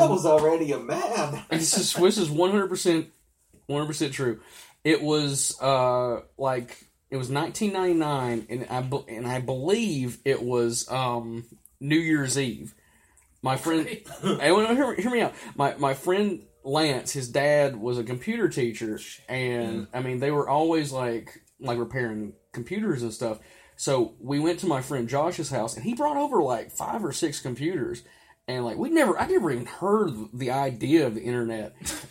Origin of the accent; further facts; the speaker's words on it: Mexico; I don't know how street cred works. I'm from Mexico.